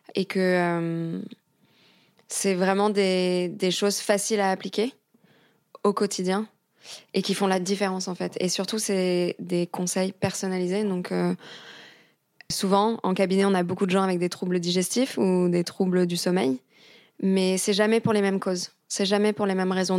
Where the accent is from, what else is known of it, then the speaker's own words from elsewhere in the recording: near Paris, Île-de-France, France; moved away as an adult; also born or lived in London; J'ai grandi à côté de Paris